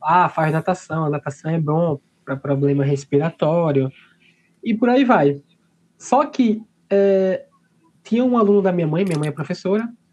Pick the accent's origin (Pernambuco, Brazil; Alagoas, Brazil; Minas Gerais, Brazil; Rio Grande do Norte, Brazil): Alagoas, Brazil; Maceió; da minha terra, né, de Maceió